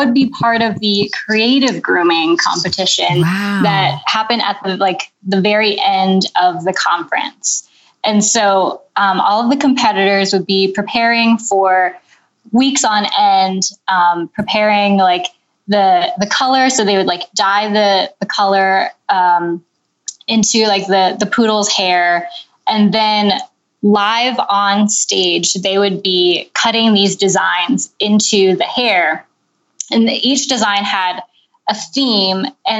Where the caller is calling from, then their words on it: Mechanicsburg, Pennsylvania, United States; I'm calling you from Mechanicsburg, Pennsylvania.